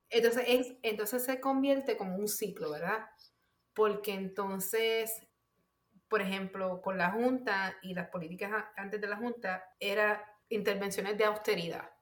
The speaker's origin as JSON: {"language": "Spanish", "country": "Puerto Rico", "said": "mi identidad como puertorriqueña"}